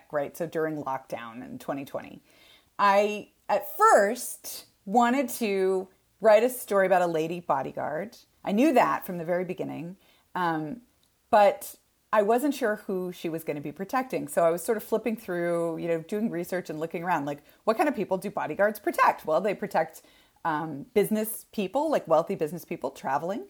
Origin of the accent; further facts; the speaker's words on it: Texas, United States; I am from Texas, and we have a cattle ranch in my family, and it was my grandparents' place. And I grew up running around on this cattle ranch.